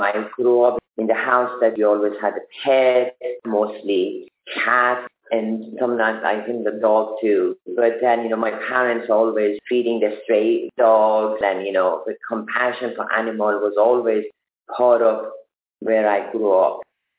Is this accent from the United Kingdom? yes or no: no; Germany; Because I'm from Germany.